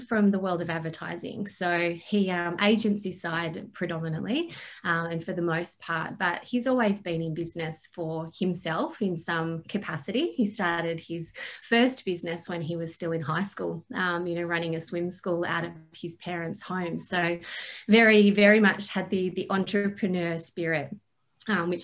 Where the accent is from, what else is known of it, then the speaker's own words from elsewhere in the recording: Sydney, New South Wales, Australia; moved away as an adult; also born or lived in Canberra / Melbourne, Victoria; grew up in Sydney, Australia